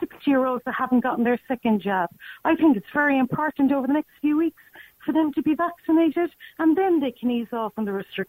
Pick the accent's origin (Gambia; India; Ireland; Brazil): Ireland; Cork, Munster; I'm from Cork.